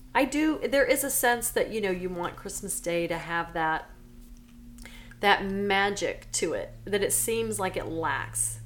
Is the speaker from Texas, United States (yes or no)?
yes; Silsbee, Texas, United States; moved away; I grew up in Silsbee, Texas.